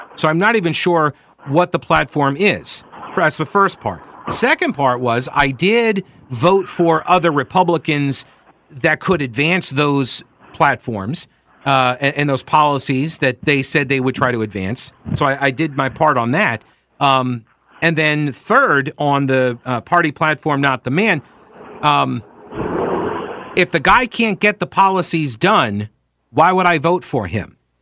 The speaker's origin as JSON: {"language": "English", "region": "New York", "country": "United States", "tie": "born or raised there", "said": "I'm from New York. I grew up watching Donald Trump"}